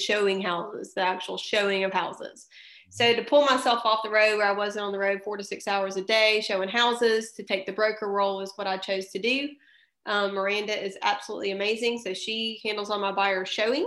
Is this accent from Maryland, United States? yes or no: no; Columbus, Georgia, United States; moved away as an adult; now in Fairhope, Alabama, United States; I'm originally from Columbus, Georgia